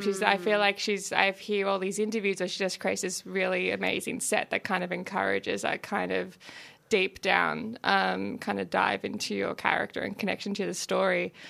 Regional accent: regional Victoria, Australia; my hometown in regional Victoria.

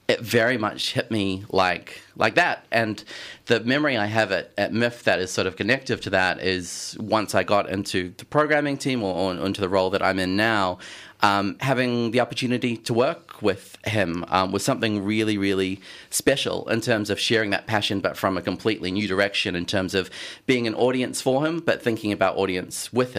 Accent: New Zealand; moved away as an adult; now in Melbourne, Australia; I grew up in New Zealand

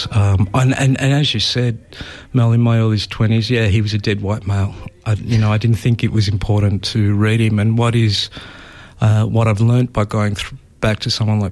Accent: Australia; we are Australian, we come from this place

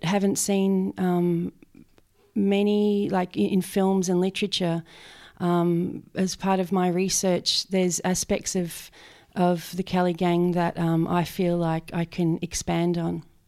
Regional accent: Benalla, Victoria, Australia; I grew up, um, around Benalla

